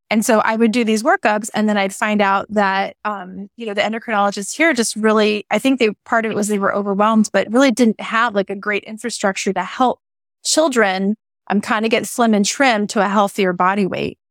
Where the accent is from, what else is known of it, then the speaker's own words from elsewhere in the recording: Hawaii, United States; now in Oregon, United States; I grew up in Hawaii